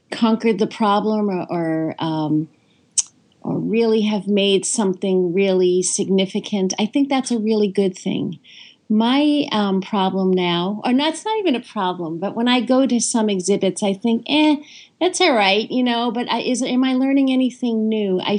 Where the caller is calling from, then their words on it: South Carolina, United States; I'm calling in from South Carolina.